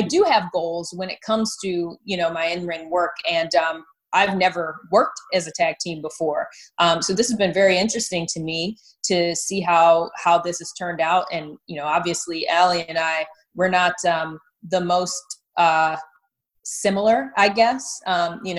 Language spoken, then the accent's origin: English; Detroit, Michigan, United States; moved away as an adult; also born or lived in Miami; I grew up, I was born and raised in the Detroit metro area.